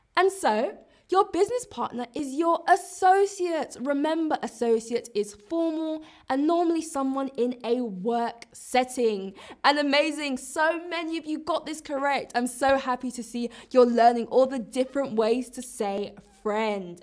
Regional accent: London, United Kingdom; I'm British, I'm from London

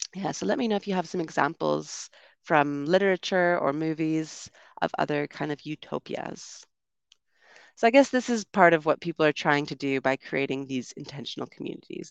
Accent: Canada; moved away as an adult; also born or lived in United Kingdom; I'm from Canada originally

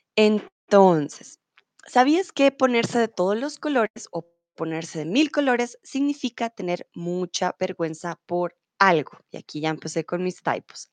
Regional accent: Colombia; soy de Colombia, tutora de español aquí en Chatterbox

